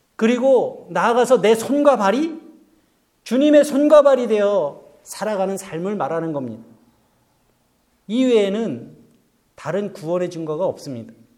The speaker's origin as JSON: {"language": "Korean", "country": "South Korea", "moved": "yes"}